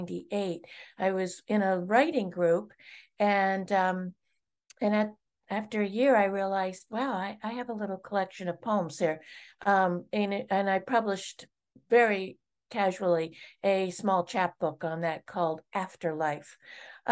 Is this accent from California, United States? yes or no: no; Space Coast near Cape Canaveral, Florida, United States; now in Maine, United States; I grew up on the Space Coast near Cape Canaveral in Florida.